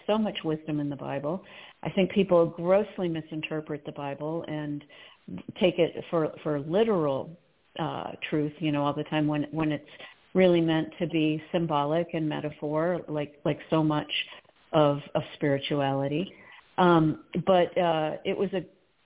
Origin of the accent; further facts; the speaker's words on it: Potomac, Maryland, United States; I grew up in the Episcopal Church, and I really got a lot of my spiritual background from that church, St. James in Potomac, Maryland